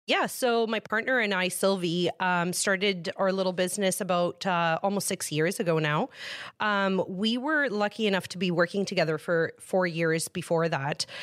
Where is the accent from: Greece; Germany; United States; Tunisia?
Greece; moved away; I was born in Greece